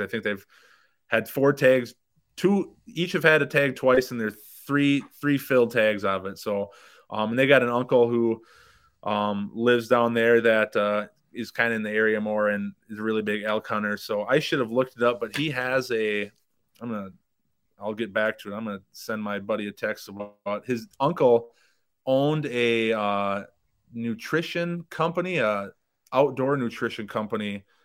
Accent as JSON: {"language": "English", "region": "Minnesota", "country": "United States", "tie": "born or raised there", "moved": "yes", "lives_now": "South Dakota, United States", "said": "where we grew up in Minnesota"}